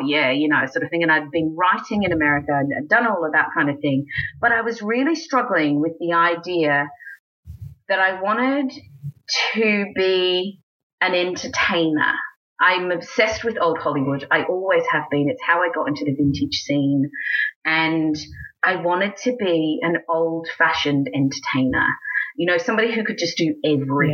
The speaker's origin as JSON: {"language": "English", "country": "Australia", "also_born_or_lived": "United States", "moved": "as an adult", "lives_now": "England, United Kingdom", "said": "I'm Australian"}